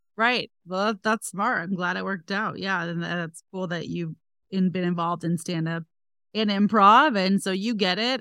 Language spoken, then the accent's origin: English; next to San Francisco, Northern California, United States; also born or lived in Los Angeles; I'm from Northern California, next to San Francisco